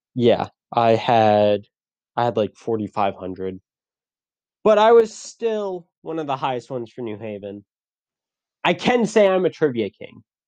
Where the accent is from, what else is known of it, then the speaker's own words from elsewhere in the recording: Connecticut, United States; moved away; I'm I'm from Connecticut. I did theater in high school